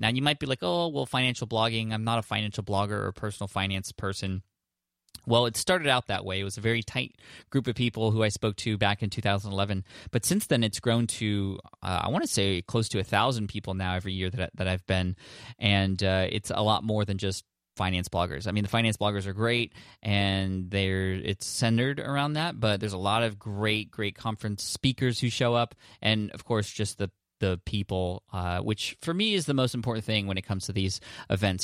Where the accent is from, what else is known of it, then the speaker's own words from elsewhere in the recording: San Diego, California, United States; in my hometown in San Diego